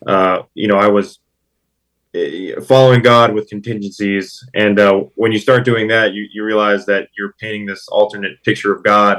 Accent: Pittsburgh, Pennsylvania, United States; I grew up in Pittsburgh, Pennsylvania, born and raised

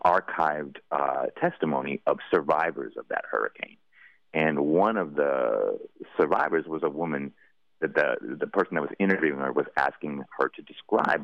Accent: Goshen, Indiana, United States; now in New Orleans, United States; I'm from Goshen, Indiana, originally, which is part of Tornado Alley

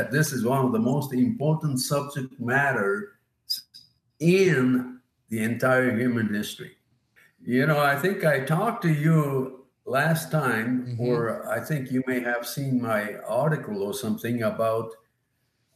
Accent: Yokohama, Kanagawa, Japan; moved away; when I was growing up in Yokohama, Japan

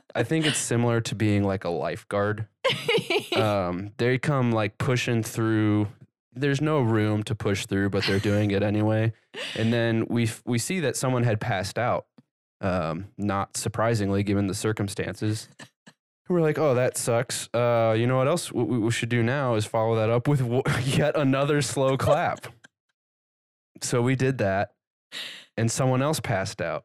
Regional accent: Kearney, Nebraska, United States; we grew up in Kearney

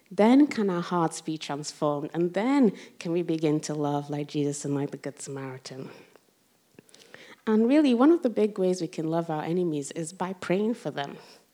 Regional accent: Rotherham, Yorkshire and the Humber, United Kingdom; see, Rotherham's basically this small town in the middle of South Yorkshire. And as you can imagine, growing up in Rotherham in the 90s, you didn't come across a lot of black people, basically.

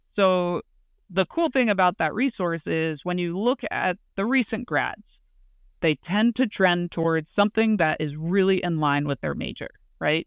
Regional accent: hometown of Penn College, Pennsylvania, United States; interim head coach at Penn College, um, in my hometown

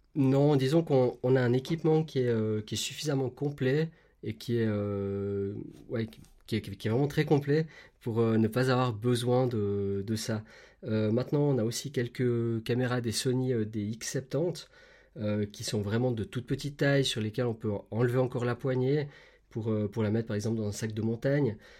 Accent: Switzerland; chez nous en Suisse

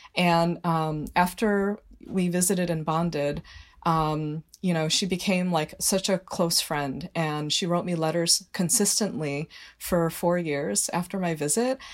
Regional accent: Northbrook, Illinois, United States; now in Trumbull, United States; one of very few minorities, like, in my class growing up in Northbrook, Illinois

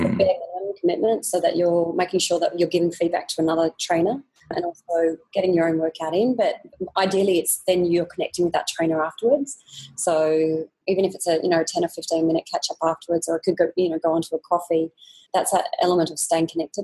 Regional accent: Australia; moved away as an adult; now in Singapore; the life that we had when we were growing up in Australia

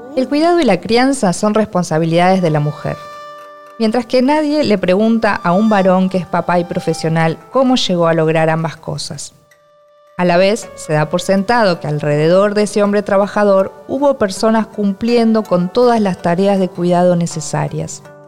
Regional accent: Argentina; soy argentina y escritora.

